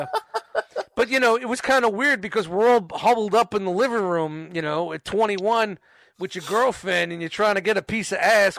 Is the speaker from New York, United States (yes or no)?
yes; New York City, New York, United States; moved away as an adult; I was 21 from Brooklyn